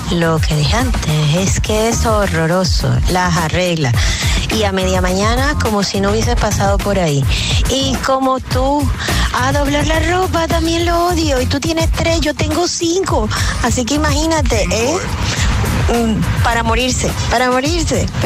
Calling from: Jerez de la Frontera, Andalusia, Spain; Hola, chicos, soy … de Jerez de la Frontera.

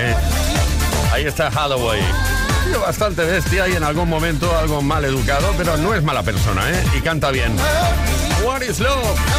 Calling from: Talavera de la Reina, Castilla-La Mancha, Spain; de Talavera de la Reina.

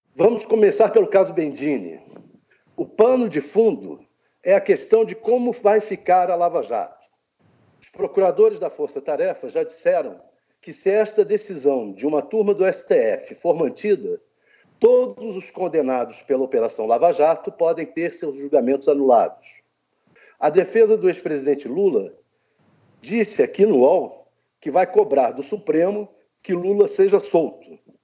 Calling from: Brasília, Federal District, Brazil; falo de Brasília

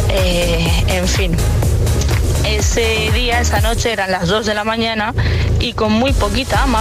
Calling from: Valencia, Valencian Community, Spain; Hola, buenos días. … de Valencia.

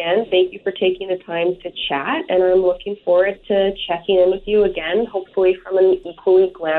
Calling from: Campbell River, British Columbia, Canada; I am calling you from Campbell River on beautiful Vancouver Island.

